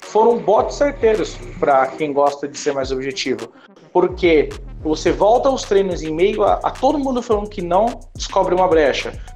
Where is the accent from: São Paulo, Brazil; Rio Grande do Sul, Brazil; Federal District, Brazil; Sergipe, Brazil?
São Paulo, Brazil; sou de São Paulo